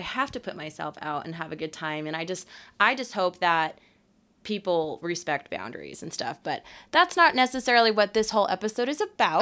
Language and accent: English; Oscoda, Michigan, United States; now in Utah, United States; I was actually born in Michigan in the U P